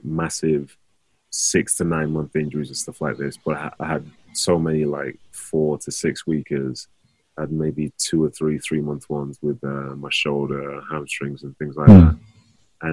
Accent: Manchester, North West England, United Kingdom; play for my hometown club

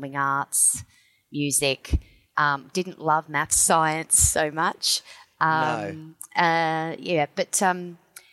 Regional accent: Victoria, Australia; now in South Australia, Australia; So I grew up in Victoria. I was born here in South Australia, but my parents, we moved to Victoria. We lived on a farm

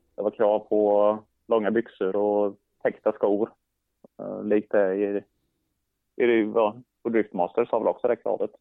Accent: Sweden; jag skulle komma ner som svensk

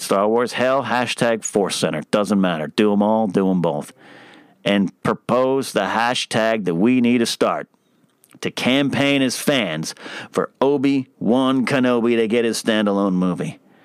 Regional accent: Arroyo Grande, California, United States; My hometown of Aurora Grande and San Luis Obispo, Pismo Beach

